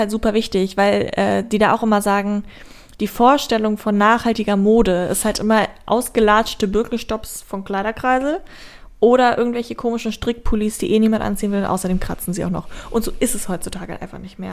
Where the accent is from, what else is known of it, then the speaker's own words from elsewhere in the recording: Braunschweig, Lower Saxony, Germany; aus Braunschweig, wo ich herkomme